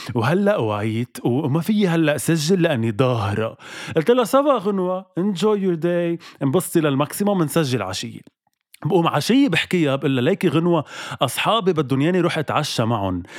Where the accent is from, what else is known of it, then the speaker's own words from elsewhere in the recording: Lebanon; أنا اليوم كلبناني موجود بلبنان